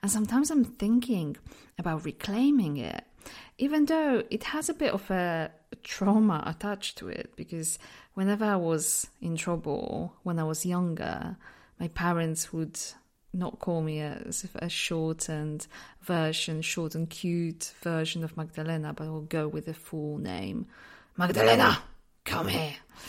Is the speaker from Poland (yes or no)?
yes; Poland; accent: mix of accents; English is a second language; I'm from Poland, but because I lived in so many different places, my accent is just a bit, it's just a mix of all different accents